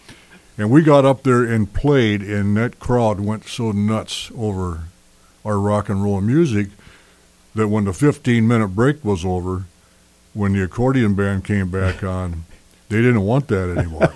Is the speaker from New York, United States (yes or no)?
no; Sioux Falls, South Dakota, United States; my hometown in Sioux Falls, South Dakota.